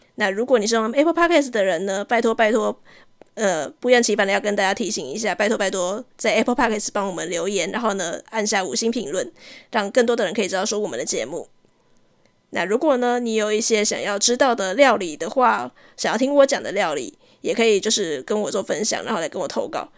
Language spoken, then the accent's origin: Chinese; southern Taiwan, Taiwan; 因为我是南部人的关系